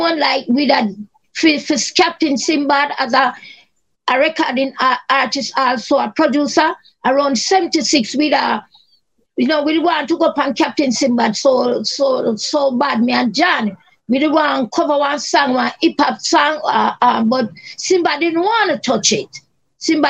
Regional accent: Kingston, Jamaica; I was grew up in Kingston 13

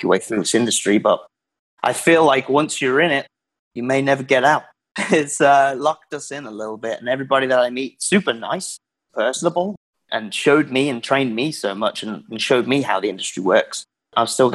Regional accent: Worcestershire, West Midlands, United Kingdom; moved away as an adult; now in United States; I am from Worcestershire, England, which is right in the middle, in the West Midlands

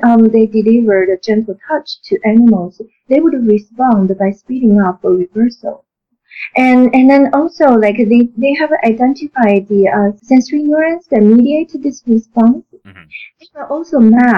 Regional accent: China; moved away as an adult; I grew up in China

